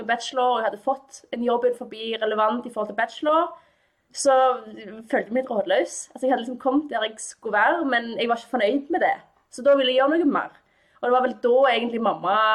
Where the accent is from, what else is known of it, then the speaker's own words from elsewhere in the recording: Stavanger, Rogaland, Norway; jeg kommer fra Stavanger. Jeg er født og oppvokst her